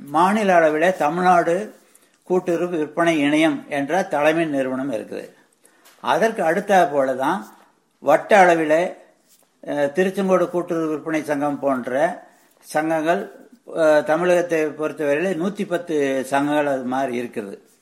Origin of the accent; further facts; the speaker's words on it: Vellithiruppur, Tamil Nadu, India; also born or lived in Paruvachi / Coimbatore; நான் ஈரோடு மாவட்டம் வெளித்திருப்பூரில் ஊரை சேர்ந்தவன் நான் என்னுடைய பிறந்த ஊர் வந்து எங்களுடைய பாட்டி தாத்தா வீடான பருவாச்சியில் நான் பிறந்தேன்